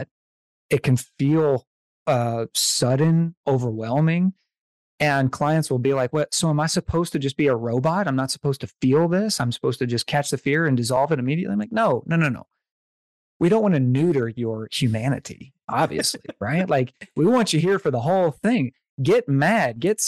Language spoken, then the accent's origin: English; the South, United States; I'm from the South